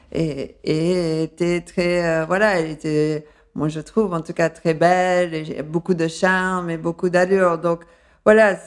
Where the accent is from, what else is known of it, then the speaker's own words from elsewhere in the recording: Paris, Île-de-France, France; accent: undefined, slightly English; also born or lived in London, United Kingdom; Et à Londres. C'est pour ça que j'ai un accent euh, un peu indéfini, mais avec un léger euh, accent